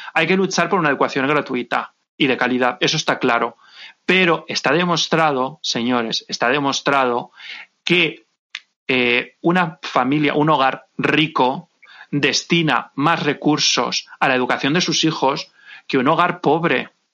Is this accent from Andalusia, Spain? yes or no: no; Valencian Community, Spain; yo no soy madrileña, yo soy valenciana